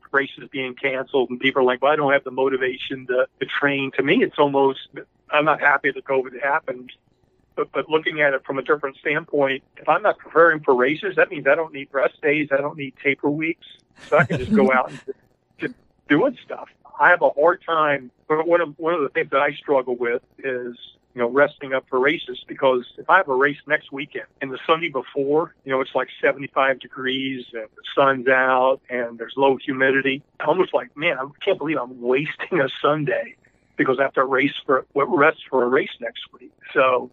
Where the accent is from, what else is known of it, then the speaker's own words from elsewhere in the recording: Louisville, Kentucky, United States; moved away; also born or lived in Delaware; I grew up in Louisville, Kentucky